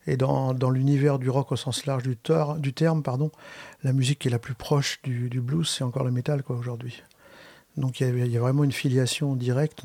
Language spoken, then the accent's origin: French; Brittany, France; je suis breton